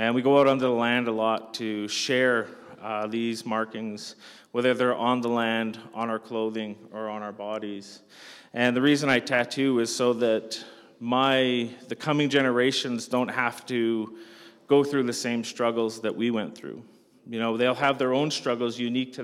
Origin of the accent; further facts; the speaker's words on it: Canada; I'm from Canada